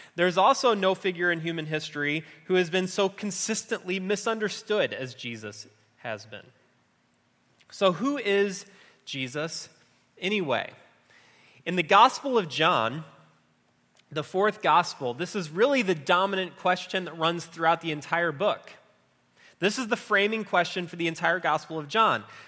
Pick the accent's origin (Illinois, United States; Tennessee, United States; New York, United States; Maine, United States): Illinois, United States; just outside of Chicago; I grew up just outside of Chicago